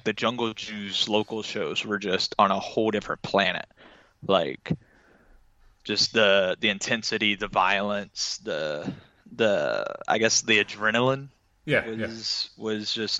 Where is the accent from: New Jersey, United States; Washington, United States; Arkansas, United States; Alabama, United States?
Arkansas, United States; Little Rock; I'm originally from Arkansas, like Little Rock, Arkansas.